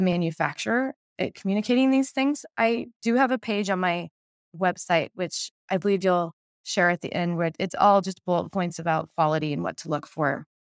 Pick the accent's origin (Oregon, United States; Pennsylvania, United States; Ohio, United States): Oregon, United States; Portland; I'm from Portland, Oregon